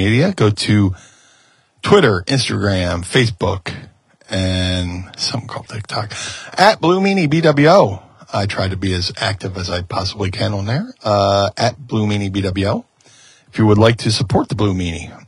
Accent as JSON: {"language": "English", "town": "Philadelphia", "region": "Pennsylvania", "country": "United States", "tie": "born or raised there", "said": "most of my career surrounded around the city of my birth, you know? Debuted for, I was born here. ECW, debuted for ECW in Philly"}